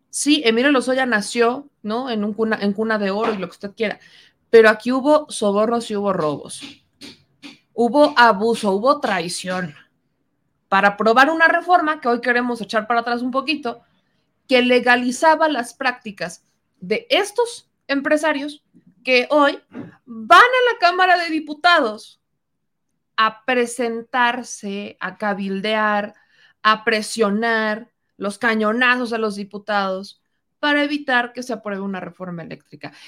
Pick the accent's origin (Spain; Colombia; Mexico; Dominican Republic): Mexico; nosotros como mexicanos